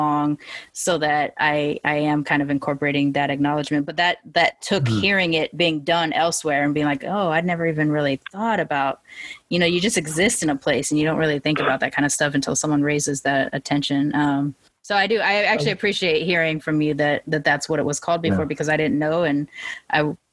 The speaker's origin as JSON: {"language": "English", "country": "United States", "said": "I'm from America"}